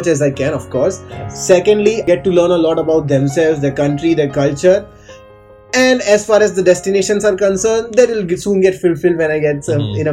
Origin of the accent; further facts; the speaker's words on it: Gujarat, India; now in Mumbai, India; I'm from India. I'm from Gujarat, which is a small state in India